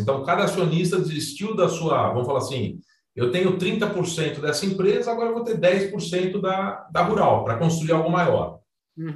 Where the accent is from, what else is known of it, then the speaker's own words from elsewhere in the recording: São Paulo, Brazil; eu sou paulistano, é, neto de, de, italianos, filho nascido na Moca, né? Italiano e Moca combinam bastante. Uhum. Passei minha infância no, no Juventus, nadando